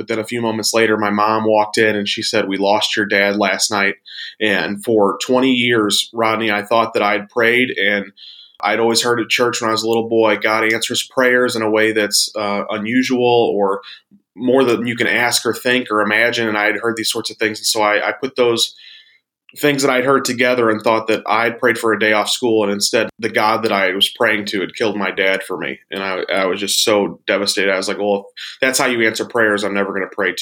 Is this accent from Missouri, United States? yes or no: yes; St. Louis, Missouri, United States; I grew up here in St. Louis, Missouri, in the States